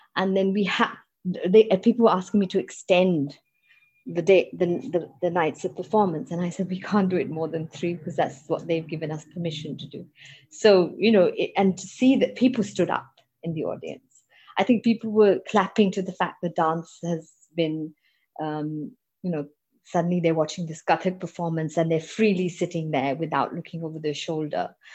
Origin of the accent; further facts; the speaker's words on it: Pakistan; also born or lived in United Kingdom; I'm a Pakistani, I'm a Muslim